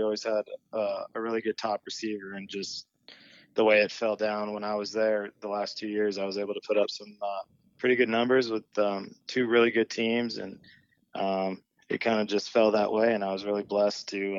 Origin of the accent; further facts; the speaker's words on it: Orange County, Southern California, United States; also born or lived in San Diego; I'm from Southern California, Orange County